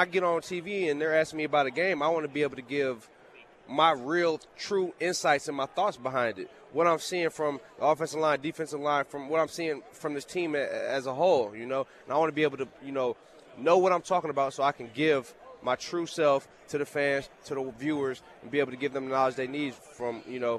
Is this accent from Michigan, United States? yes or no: yes; Michigan, United States; also born or lived in New Jersey; I grew up in Michigan. I was born in New Jersey.